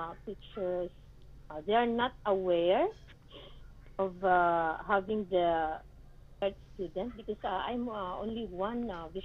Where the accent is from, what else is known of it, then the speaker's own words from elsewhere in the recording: Bacolod, Western Visayas, Philippines; now in Manila, Philippines; Born in my province. Yes. In Bacolod City, Negros Occidental.